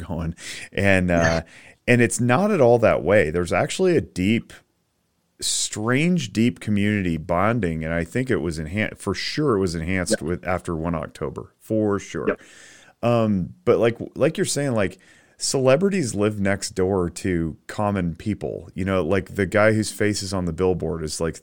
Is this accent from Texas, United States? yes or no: no; Northern Nevada, United States; born and raised in Northern Nevada, like I am, and I'm fifth generation